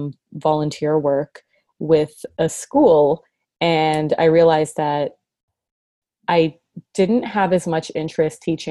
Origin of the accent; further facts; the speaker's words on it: Mississauga, Ontario, Canada; I grew up in Toronto in a suburb called Mississauga.